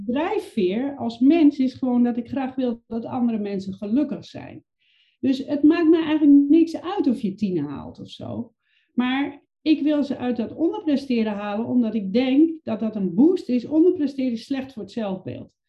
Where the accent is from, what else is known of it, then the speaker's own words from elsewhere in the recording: Overijssel, Netherlands; Ik ben opgegroeid in een klein provinciestadje in Overijssel.